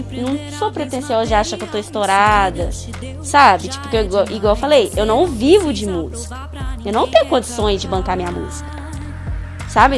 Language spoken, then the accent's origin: Portuguese; Pará de Minas, Minas Gerais, Brazil; moved away as an adult; also born or lived in Belo Horizonte; E a pandemia me trouxe de volta, assim, para Pará de Minas, para fazer o ensino remoto